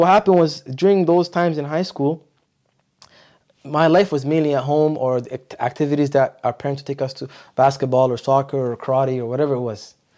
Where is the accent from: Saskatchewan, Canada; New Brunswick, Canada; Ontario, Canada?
Ontario, Canada; Ottawa; also born or lived in Montreal / Medina; I grew up in Ottawa. So I moved to Ottawa when I was How about a year